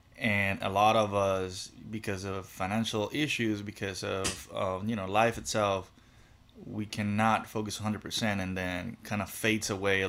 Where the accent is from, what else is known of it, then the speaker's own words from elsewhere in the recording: Cuba; growing up in Cuba, you're taught, when you're learning, you're taught how to teach.